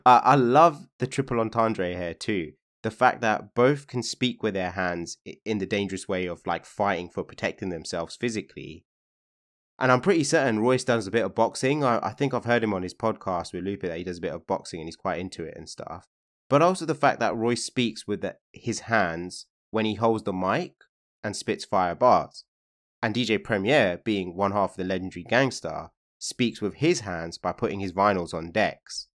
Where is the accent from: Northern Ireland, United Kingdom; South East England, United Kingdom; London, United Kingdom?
London, United Kingdom; Hounslow; I'm from Hounslow